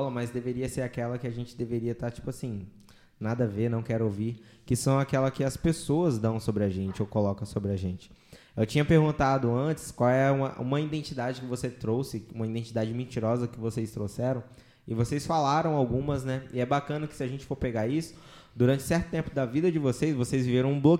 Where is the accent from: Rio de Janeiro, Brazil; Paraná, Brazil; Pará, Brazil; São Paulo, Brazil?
São Paulo, Brazil; Hortolândia